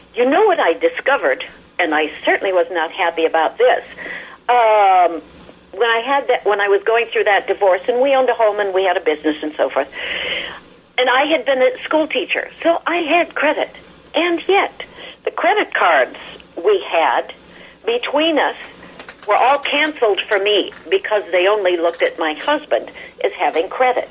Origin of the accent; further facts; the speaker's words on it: Midwest, United States; also born or lived in Chicago / California; I'm from the Midwest, lots of snow